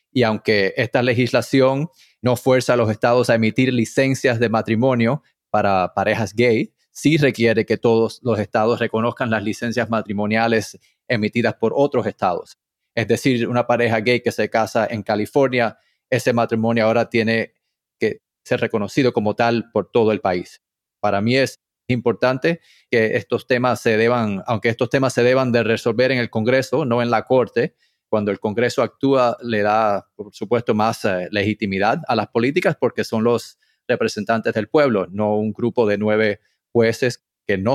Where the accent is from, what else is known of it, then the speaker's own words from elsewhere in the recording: Puerto Rico; now in Miami, United States; Cuando vine de Puerto Rico, yo soy de padres cubanos, mudado a Puerto Rico, después a Miami